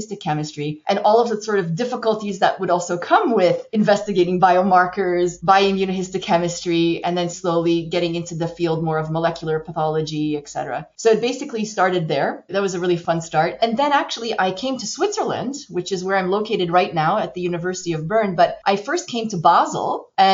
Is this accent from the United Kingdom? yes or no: no; Montreal, Quebec, Canada; moved away; I'm actually from Montreal, Canada. So I'm a Canadian. I was educated at McGill